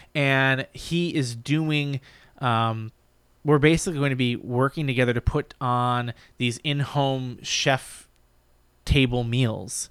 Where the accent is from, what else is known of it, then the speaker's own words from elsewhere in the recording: Brunswick, Maine, United States; moved away; we grew up in, I grew up in Maine.